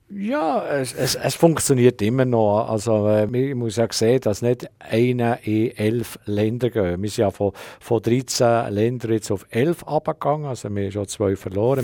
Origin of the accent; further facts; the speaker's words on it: Switzerland; als Schweizer